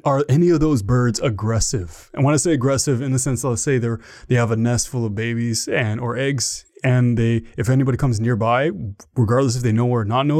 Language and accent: English; Ottawa, Ontario, Canada; accent: Canadian; I'm from Ottawa, Ontario, Canada, the capital of Canada.